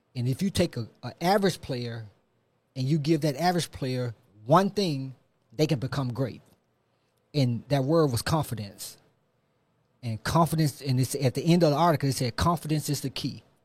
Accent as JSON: {"language": "English", "town": "Memphis", "region": "Tennessee", "country": "United States", "tie": "born or raised there", "said": "I'm from Memphis. Um, grew up in North Memphis"}